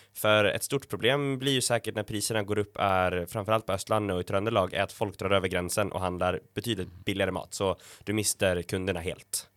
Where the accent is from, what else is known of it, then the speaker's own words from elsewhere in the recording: Sweden; now in Norway; jeg er jo svensk og var hjemme i julen